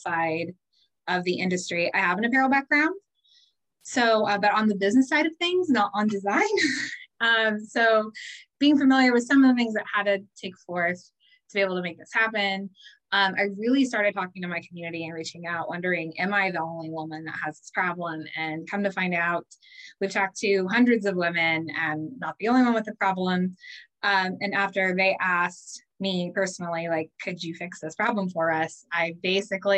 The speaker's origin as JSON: {"language": "English", "town": "Phelan", "region": "California", "country": "United States", "tie": "born or raised there", "said": "I grew up in Phelan, California, very small desert town, about a couple hours northeast of Los Angeles"}